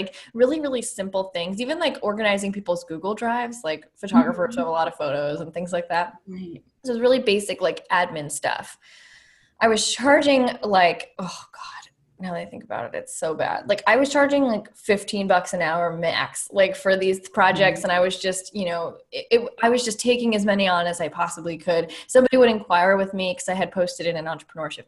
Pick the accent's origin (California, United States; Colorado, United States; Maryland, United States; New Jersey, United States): New Jersey, United States; moved away as an adult; now in Nashville, United States; I'm from New Jersey